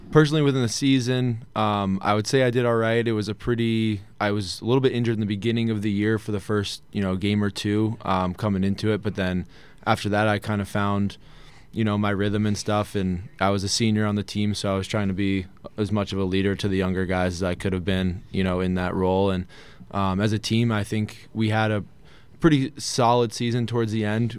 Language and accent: English; Poughquag, New York, United States; also born or lived in Salem, Massachusetts; I grew up, uh, town called Pokweg, in a district, uh, Arlington, where Arlington High School is